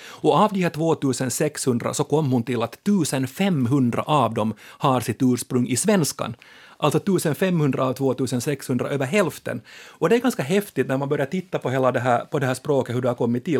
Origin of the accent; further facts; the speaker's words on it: Ostrobothnia, Finland; moved away; jag är ju då som alla vet österbottning i exil, jag är från Bönde, eller Lande